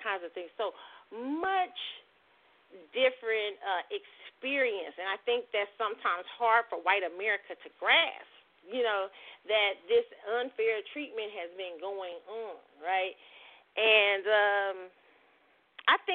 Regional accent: Midwest, United States; now in Texas, United States; when you grew up in the Midwest

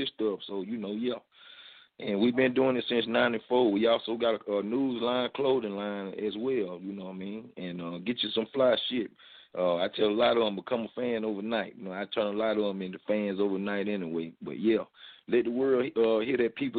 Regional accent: Albany, Georgia, United States; I'm from Albany, GA

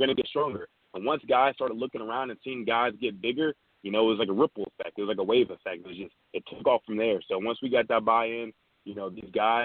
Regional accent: Charlotte, North Carolina, United States; now in Charleston, United States; born and raised in Charlotte there. Charlotte, North Carolina.

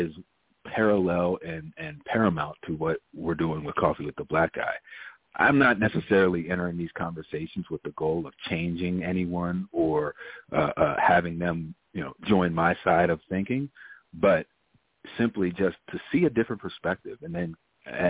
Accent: Maryland, United States; moved away as an adult; also born or lived in Ohio; born and raised in Maryland, went to school in Appalachia at Ohio University, and then kind of did my westward expansion across the country

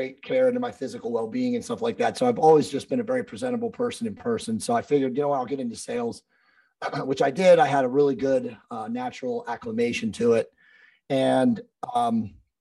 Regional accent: East Coast, United States; moved away as an adult; I was originally from the East Coast

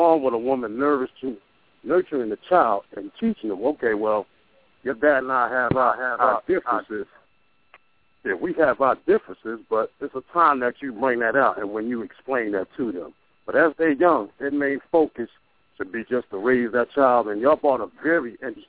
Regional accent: Trenton, New Jersey, United States; I'm actually from Trenton, New Jersey.

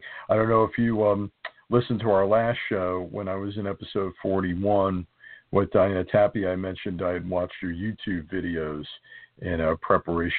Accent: New Jersey, United States; I'm from New Jersey

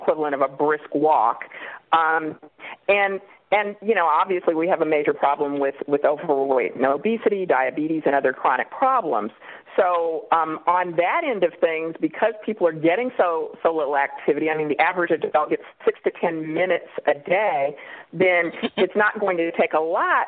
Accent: Kansas City, Kansas, United States; moved away as an adult; also born or lived in Illinois / North Carolina / Richmond, Virginia; now in California, United States; I'm from Kansas City, Kansas, originally

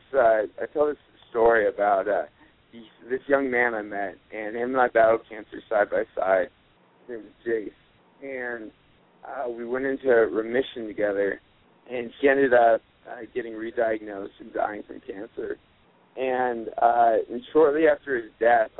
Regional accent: Aurora, Colorado, United States; I am from Aurora, Colorado

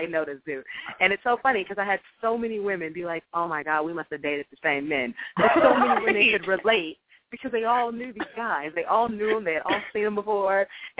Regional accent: Jefferson City, Missouri, United States; moved away as an adult; also born or lived in Ohio; now in Los Angeles, United States; I am originally from Jefferson City, Missouri, show me state in the house.

